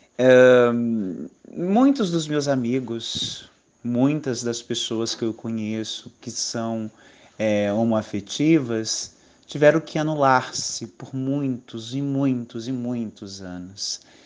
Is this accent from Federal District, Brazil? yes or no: yes; Brasília, Federal District, Brazil; moved away as an adult; now in Alagoas, Brazil; Sou de Brasília, uma cidade grande